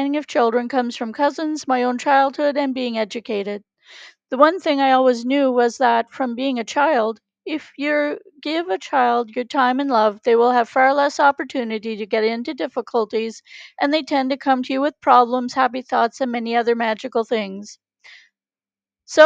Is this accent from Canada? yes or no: yes; Canada; I'm Canadian